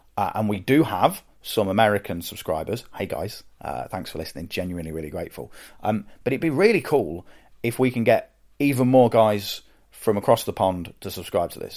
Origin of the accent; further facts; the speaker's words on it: United Kingdom; accent: British; I'm British and, and have a British accent